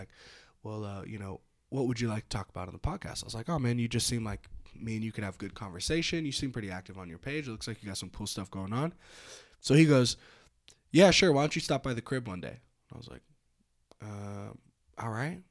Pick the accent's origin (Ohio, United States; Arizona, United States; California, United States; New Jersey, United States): California, United States; North Bay; moved away as an adult; now in Reno, United States; I'm from the North Bay out in California